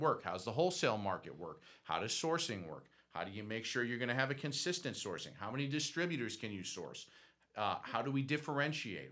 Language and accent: English; Boston, Massachusetts, United States; also born or lived in Athens, Georgia; now in Georgia, United States; I'm from Boston